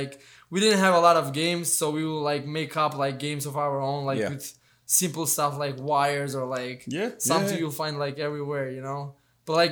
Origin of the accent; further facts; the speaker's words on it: Varibop, Fier County, Albania; moved away; I'm originally from Albania. I grew up in a small village there called Varibop.